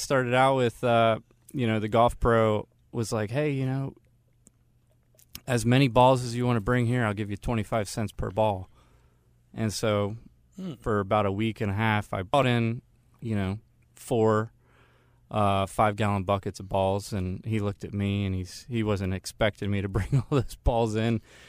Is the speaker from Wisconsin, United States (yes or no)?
no; Maryland, United States; I grew up in Maryland.